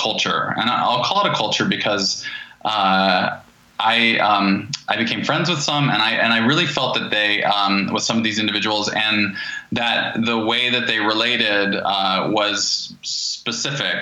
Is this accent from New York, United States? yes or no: no; Asheville, North Carolina, United States; I grew up in Asheville, North Carolina.